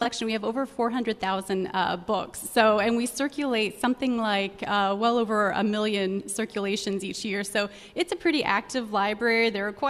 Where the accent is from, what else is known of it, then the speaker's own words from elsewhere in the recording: Terre Haute, Indiana, United States; I joined this great community. I'm previously from Terre Haute, Indiana.